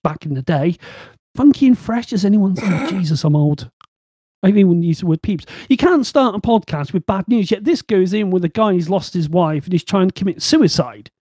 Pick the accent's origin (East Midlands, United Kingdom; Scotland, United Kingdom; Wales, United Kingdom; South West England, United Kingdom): South West England, United Kingdom; Bristol; accent: Bristol; my Bristol accent